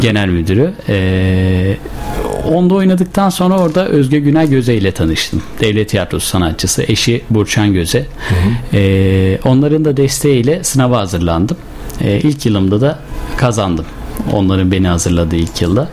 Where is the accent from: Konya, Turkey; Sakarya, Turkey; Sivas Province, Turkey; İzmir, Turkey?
Sivas Province, Turkey; moved away as an adult; now in Bursa, Turkey; 23 yıl Sivas'ta kaldım.